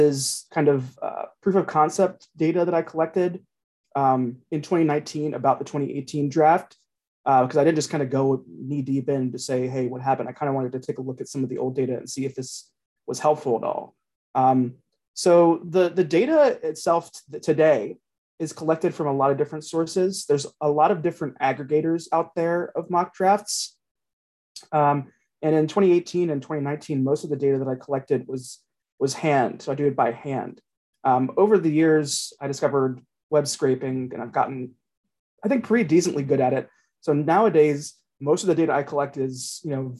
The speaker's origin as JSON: {"language": "English", "town": "Cincinnati", "region": "Ohio", "country": "United States", "said": "I'm from Cincinnati and I'm a Bengals fan kind"}